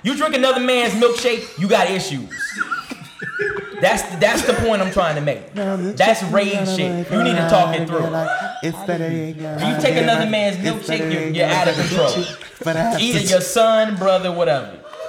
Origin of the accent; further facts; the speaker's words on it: Fayetteville, North Carolina, United States; moved away; also born or lived in Newport News, Virginia; mom's from Mississippi. My pops is from Fayetteville, North Carolina. I grew up in Bonnie Doon.